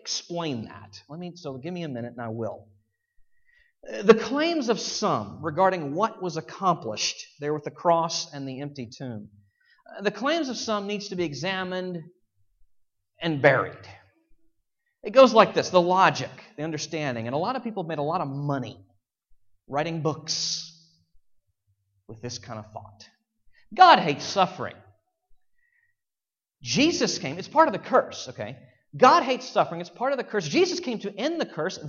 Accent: Virginia, United States; I'm from Virginia

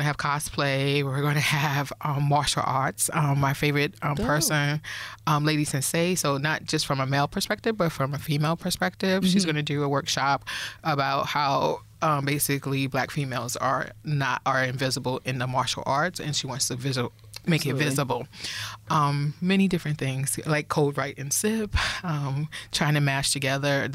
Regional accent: New York City, New York, United States; also born or lived in Clinton Hill, Brooklyn; I'm raised in East New York

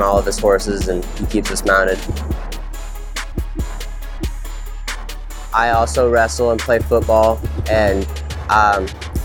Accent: Kearney, Nebraska, United States; we moved to Kearney when I was in third grade

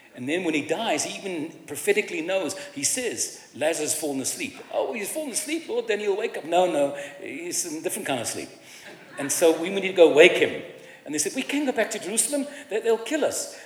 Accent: Cape Town, Western Cape, South Africa; I was raised in Cape Town in a Jewish family and culture

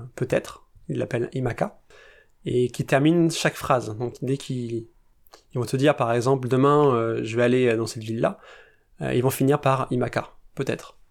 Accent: France; en tant que Français, avec ces traditions-là

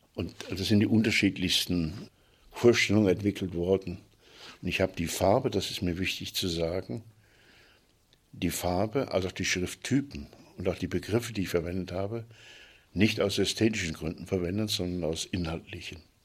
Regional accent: Fulda, Hesse, Germany; Ich bin 39 geboren in Fulda

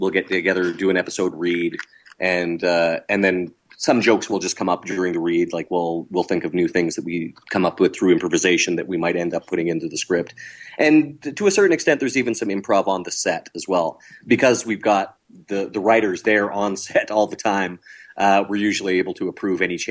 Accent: Canada; we're all Canadian

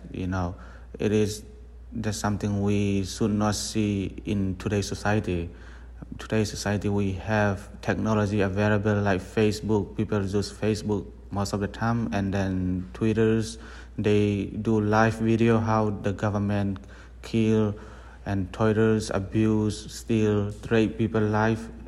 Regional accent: Tonzang, Chin State, Myanmar; also born or lived in Malaysia; now in United States; I am from Tonzang, Burma

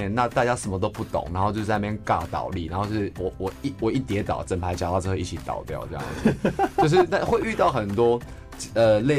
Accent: Tuku, Yunlin County, Taiwan; 我们都算是乡下小孩子。我是云林的土库那边，

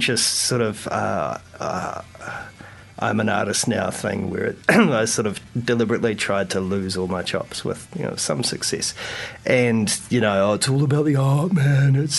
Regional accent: Taranaki, New Zealand; I grew up in Taranaki

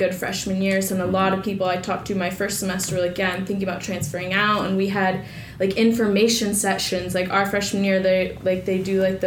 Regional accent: Bay Area, California, United States; I grew up in the Bay Area

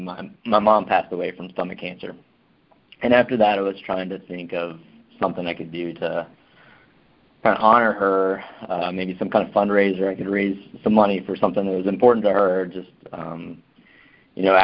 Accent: Arkansas, United States; now in New Orleans, United States; I'm from Arkansas

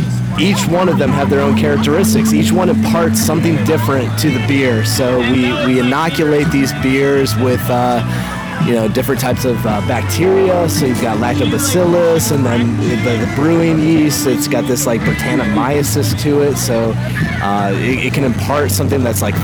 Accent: Missouri, United States; moved away as an adult; now in Austin, United States; I grew up in Missouri.

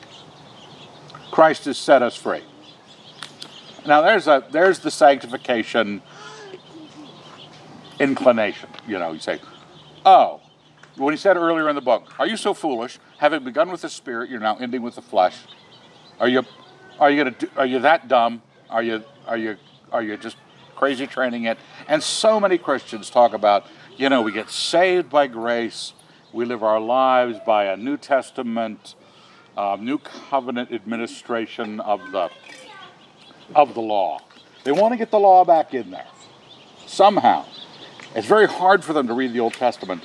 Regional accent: United States; a natural-born American. I was born and raised here.

